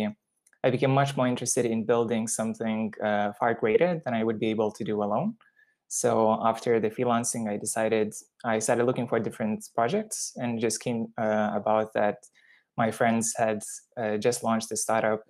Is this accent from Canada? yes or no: no; Lithuania; moved away as an adult; also born or lived in United Kingdom / India; I am originally from Lithuania and I went to study to the UK mathematics and economics